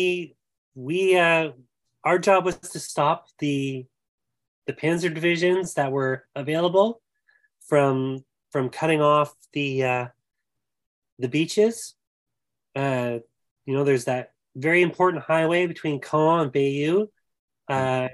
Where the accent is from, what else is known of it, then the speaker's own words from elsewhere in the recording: Canada; I'm Canadian